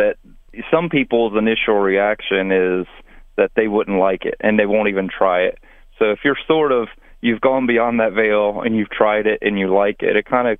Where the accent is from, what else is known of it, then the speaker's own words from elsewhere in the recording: Maryland, United States; I grew up in Maryland